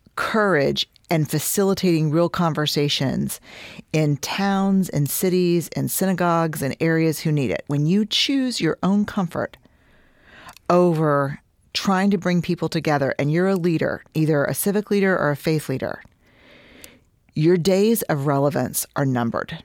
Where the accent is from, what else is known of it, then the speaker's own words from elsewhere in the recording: Houston, Texas, United States; I'm from Houston